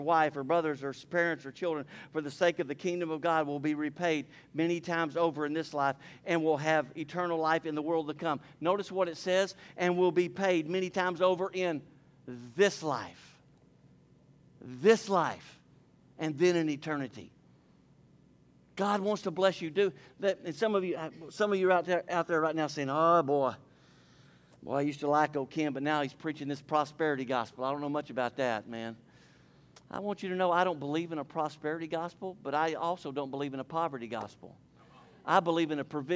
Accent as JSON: {"language": "English", "town": "Port Neches", "region": "Texas", "country": "United States", "tie": "born or raised there", "said": "I grew up here in Port Neches."}